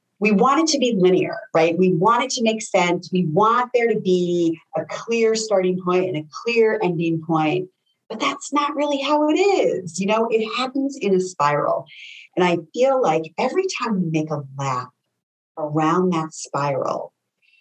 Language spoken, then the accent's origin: English; Connecticut, United States; moved away; I'm from Connecticut originally